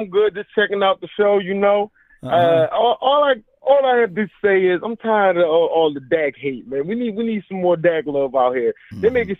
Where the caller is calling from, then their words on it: Philadelphia, Pennsylvania, United States; This is …. I'm calling from Philly, brother.